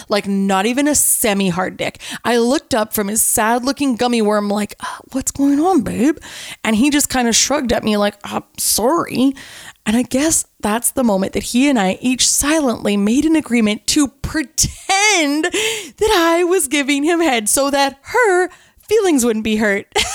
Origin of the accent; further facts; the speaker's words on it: Canada; I'm Canadian